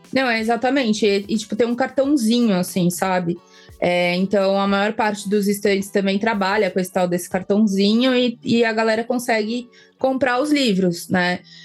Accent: São Paulo, Brazil; Na Bienal de São Paulo eu fui a minha vida inteira, porque afinal sou aqui de São Paulo

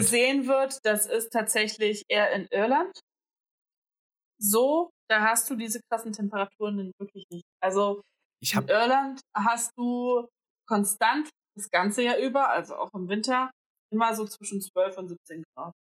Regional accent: Greece; now in Berlin, Germany; ich bin Griechin

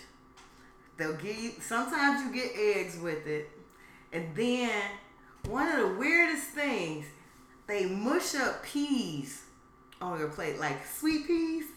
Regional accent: Chicago, Illinois, United States; We said, Chicago

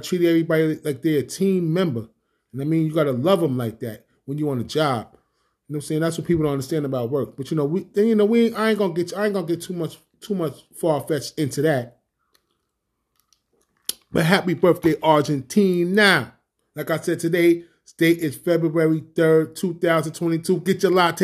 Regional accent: New York, United States; I'm from New York

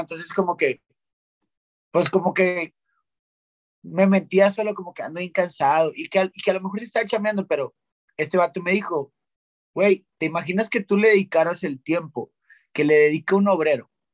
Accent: Monterrey, Nuevo León, Mexico; siendo regio

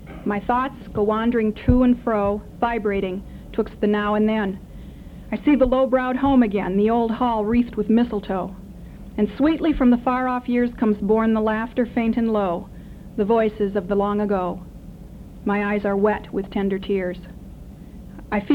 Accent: Wisconsin, United States; moved away; in Madison at Camp Randall, up in my home state

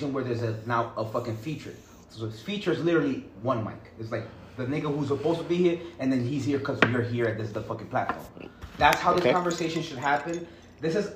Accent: New York City, New York, United States; I'm straight from Harlem

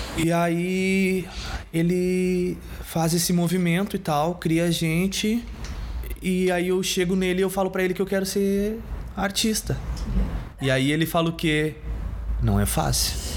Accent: Porto Alegre, Rio Grande do Sul, Brazil; eu sou da Bonja

